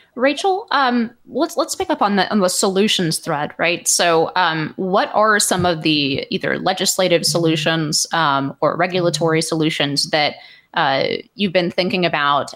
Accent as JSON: {"language": "English", "town": "Palo Alto", "region": "California", "country": "United States", "tie": "born or raised there", "said": "growing up in Palo Alto"}